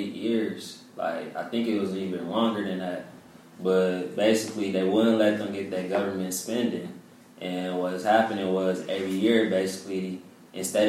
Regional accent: Pontiac, Michigan, United States; I'm from Pontiac

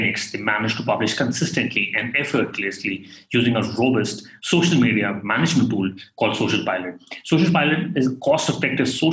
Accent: India; I, as an Indian

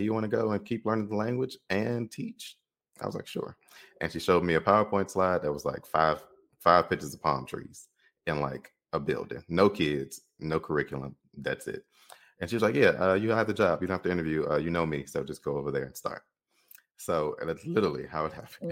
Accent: Chicago, Illinois, United States; moved away as an adult; I'm growing up in Chicago

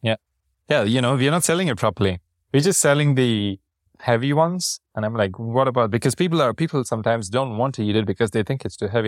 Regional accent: Chennai, Tamil Nadu, India; moved away; I'm from Chennai and we have our food

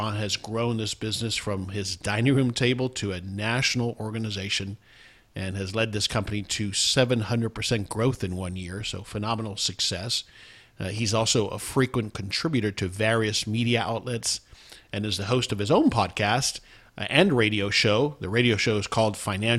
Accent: South Florida, United States; also born or lived in Houston, Texas; now in Dallas-Fort Worth, United States; I was born in Houston, but grew up in South Florida and then came in 89

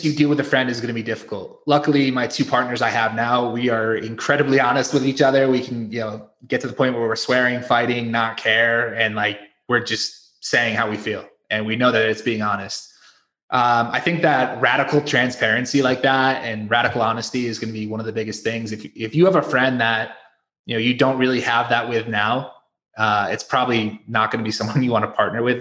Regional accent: Connecticut, United States; moved away as an adult; also born or lived in South Carolina / Florida / Mexico; we're all from Connecticut originally

